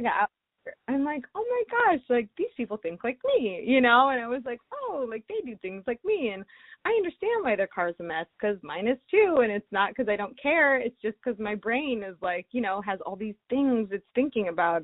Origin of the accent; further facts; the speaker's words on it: Ohio, United States; moved away; I'm from Ohio originally